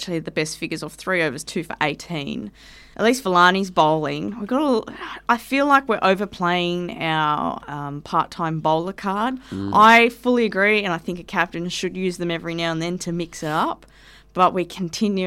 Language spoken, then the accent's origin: English; Australia; As an Aussie